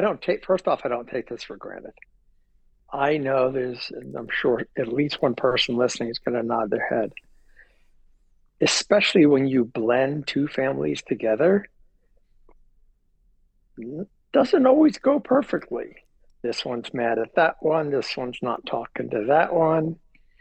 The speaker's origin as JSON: {"language": "English", "region": "New York", "country": "United States", "tie": "born or raised there", "also_born_or_lived": "Miami", "said": "So I was born in New York and lived in and around the Northeast."}